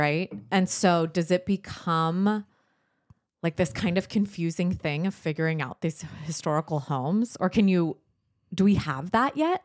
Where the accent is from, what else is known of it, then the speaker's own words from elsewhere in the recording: San Diego, California, United States; moved away as an adult; also born or lived in Dothan, Alabama; I was born and raised in San Diego